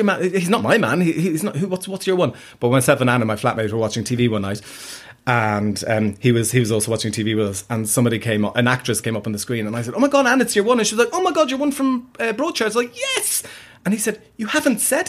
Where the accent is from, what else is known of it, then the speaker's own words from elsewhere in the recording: London, United Kingdom; moved away as an adult; also born or lived in Ireland; now in Dublin, Ireland; I grew up in London. So when I was 7, my family moved from Ireland to London. And I lived there till I was 19.